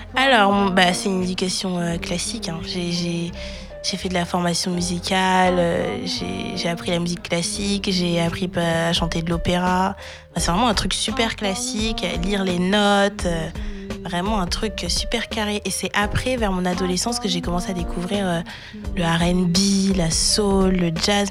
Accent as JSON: {"language": "French", "town": "Évry", "region": "Île-de-France", "country": "France", "tie": "born or raised there", "also_born_or_lived": "Courbevoie, France", "said": "j'ai grandi à Évry en 91"}